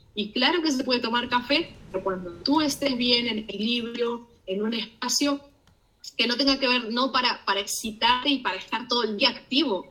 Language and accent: Spanish; Argentina; moved away; paisanos míos